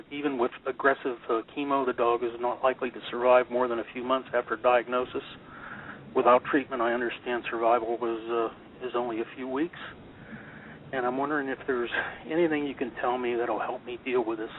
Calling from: Lake Havasu City, Arizona, United States; I'm from Lake Havasu City, Arizona.

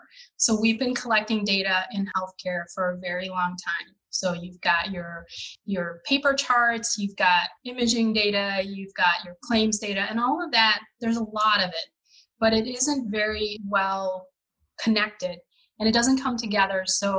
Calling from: Illinois, United States; I am currently reporting out of a suburb of Chicago.

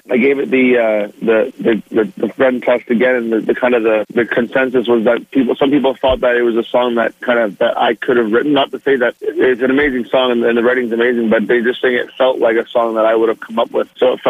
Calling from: Bowmanville, Ontario, Canada; No, I'm at home. I'm in Bowmanville, Ontario right now.

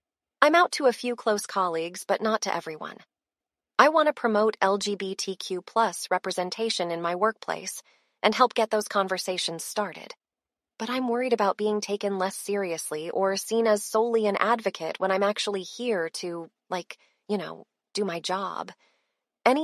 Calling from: Austin, Texas, United States

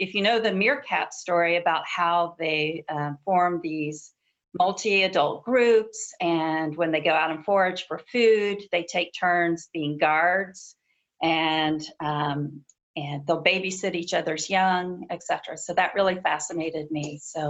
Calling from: Washington, District of Columbia, United States; Washington, D.C., where actually the sun just came out, so I'm very happy.

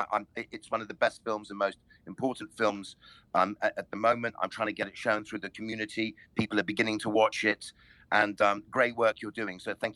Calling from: London, United Kingdom; I'm calling from North Kensington

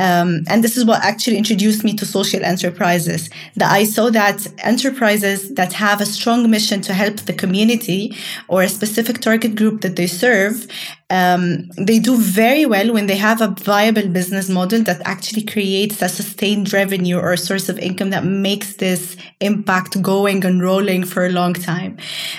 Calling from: Cairo, Cairo Governorate, Egypt; And I'm dialing in from Cairo, Egypt.

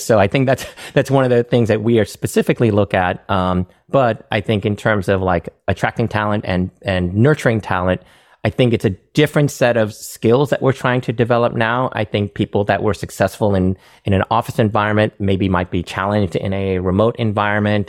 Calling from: San Francisco, California, United States; I'm calling in from San Francisco

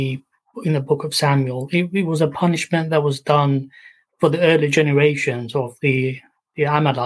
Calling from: Barking, London, United Kingdom; Near Barking.

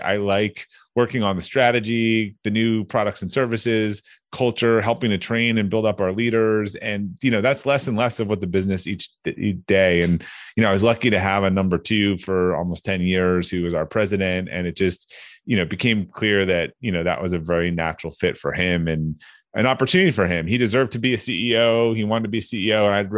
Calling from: Needham, Massachusetts, United States; I'm right outside of Boston, a town called Needham, Massachusetts.

